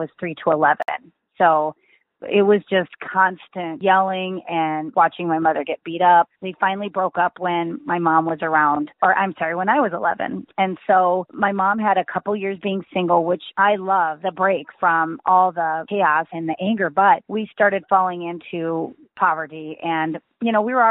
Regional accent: Midwest, United States; I grew up in the Midwest in a really small town.

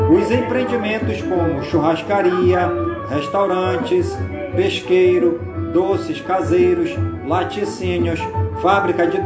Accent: Careiro da Várzea, Amazonas, Brazil; por todas as comunidades do Careiro da Várzea, minha cidade natal

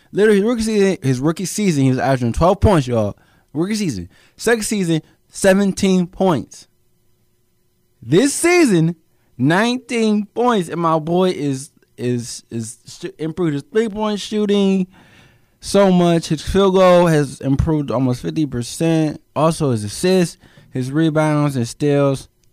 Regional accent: Cleveland, Ohio, United States; I'm from Cleveland, Ohio myself

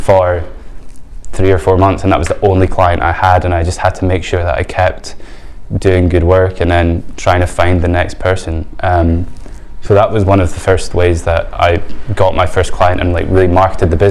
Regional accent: Edinburgh, Scotland, United Kingdom; I'm from Edinburgh and I own a social media agency

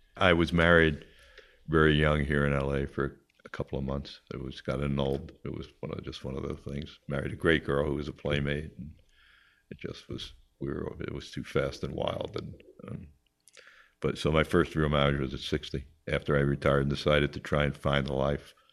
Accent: Long Island, New York, United States; born or raised there; also born or lived in Queens, New York

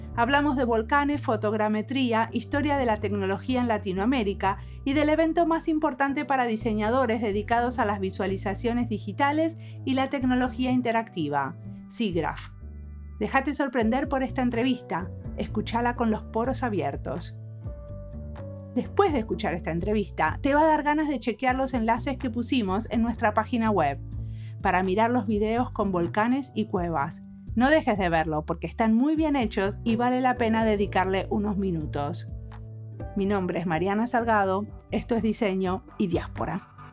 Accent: La Pampa, Argentina; moved away; Yo nací en La Pampa, una de las zonas más planas del mundo

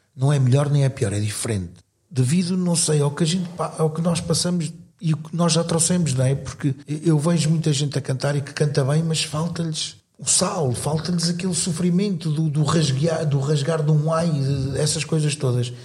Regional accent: Cascais, Lisbon, Portugal; also born or lived in northern Portugal; now in Sintra, Portugal; sou natural do Estoril, Cascais, aunque tenha vivido pelo norte do país, vivi cerca de talvez 15, 16 anos

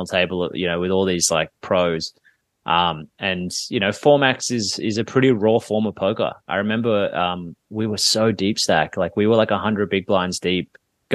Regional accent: Sydney, New South Wales, Australia; here in Sydney, in my hometown here

